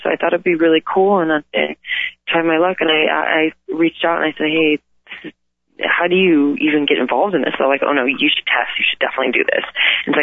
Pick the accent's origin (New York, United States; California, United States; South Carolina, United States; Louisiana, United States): California, United States; Calabasas; where I'm from, where I grew up in Calabasas